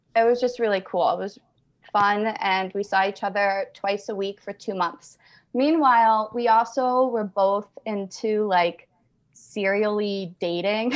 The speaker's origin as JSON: {"language": "English", "town": "Albany", "region": "New York", "country": "United States", "also_born_or_lived": "northern New Mexico", "moved": "as an adult", "lives_now": "New Mexico, United States", "said": "I'm from Albany, New York, but I moved to, uh, northern New Mexico three months ago."}